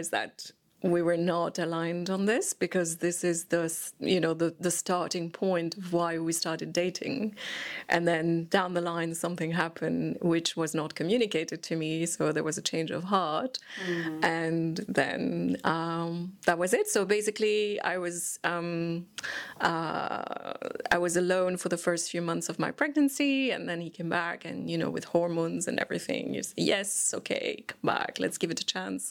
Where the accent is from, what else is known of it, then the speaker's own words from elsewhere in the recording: Switzerland; moved away; I'm originally from Switzerland